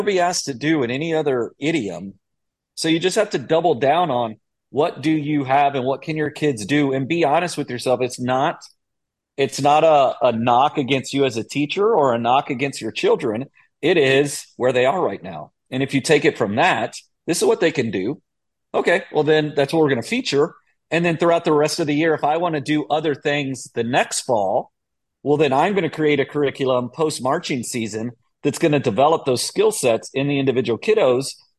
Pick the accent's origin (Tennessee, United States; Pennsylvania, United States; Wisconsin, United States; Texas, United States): Texas, United States; Austin; I am from Austin